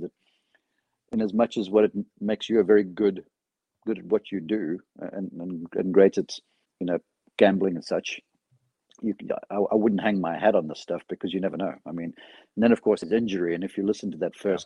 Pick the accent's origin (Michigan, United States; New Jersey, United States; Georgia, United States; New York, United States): Georgia, United States; Atlanta; Atlanta, which is almost my hometown